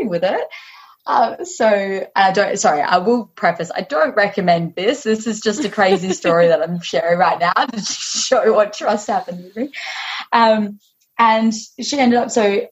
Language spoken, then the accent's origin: English; Western Australia, Australia; I was this stranger from Aussie that had just rocked up in Hawaii